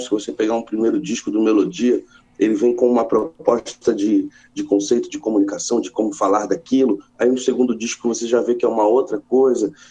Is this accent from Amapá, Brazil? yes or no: no; Rio de Janeiro, Brazil; also born or lived in São Paulo; Eu, eu, eu fui crescer, eu cresci no Rio de Janeiro, mas eu nasci em São Paulo